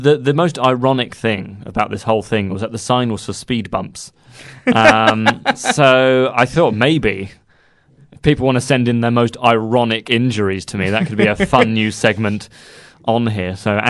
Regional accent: Guildford, South East England, United Kingdom; the cathedral in Guildford, which is where I live. Oh, no, that's a terrible thing to say, isn't it? I'm from Guildford as well.

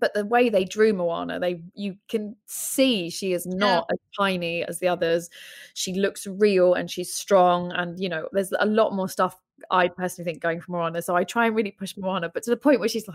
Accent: London, United Kingdom; also born or lived in Brighton; I grew up in London, and where I grew up, again, wasn't like massively diverse, but was London diverse

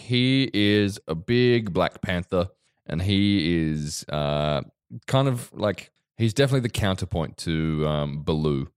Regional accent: Victoria, Australia; I grew up in Victoria

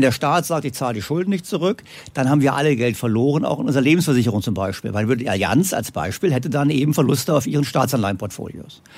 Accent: Germany; Bei uns in Deutschland

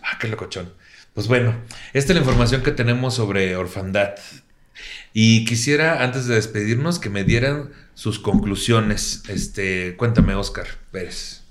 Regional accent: Mexico; así somos como mexicanos

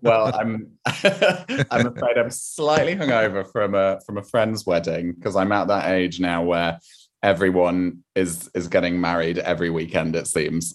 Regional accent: rural Wiltshire near Salisbury, South West England, United Kingdom; I grew up in a tiny, tiny village, uh, in, um, rural Wiltshire near Salisbury

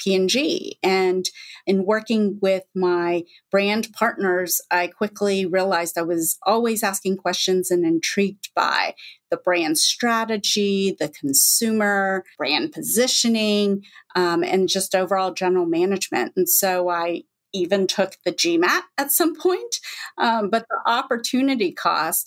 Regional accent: Texas, United States; moved away; also born or lived in Manhattan, New York / China; I'm also from Texas

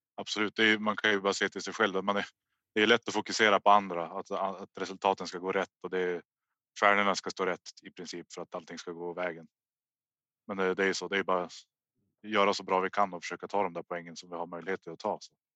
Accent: Hörnefors, Västerbotten County, Sweden; jag är uppvuxen i Hörnefors.

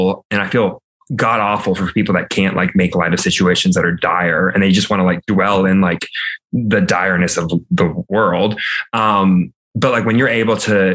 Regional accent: Alabama, United States; moved away as an adult; now in Los Angeles, United States; I'm a 26 flaming homosexual living in Los Angeles. I am from Alabama.

